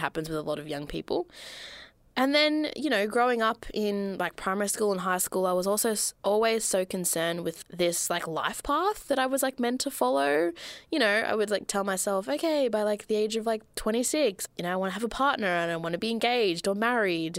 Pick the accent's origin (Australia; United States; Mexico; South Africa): Australia; Melbourne, Victoria; I grew up in Melbourne, Australia